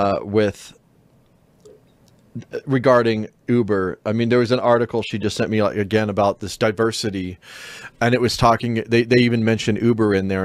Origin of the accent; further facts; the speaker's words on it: Dallas, Texas, United States; Growing up in Dallas in the 1970s, I was fascinated with Reunion Tower